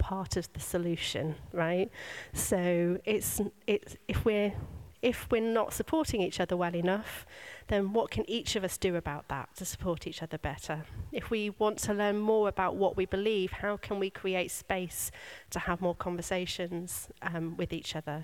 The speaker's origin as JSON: {"language": "English", "country": "United Kingdom", "said": "we are British."}